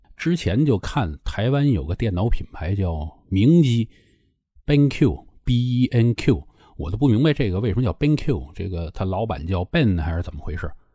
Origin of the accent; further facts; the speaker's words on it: Tianjin, China; 我从小在天津长大